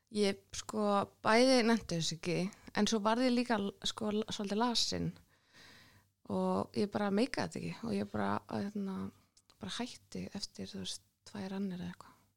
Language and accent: Icelandic; Reykjavík, Capital Region, Iceland; Vesturbær Reykjavík, K.R. og allt þetta.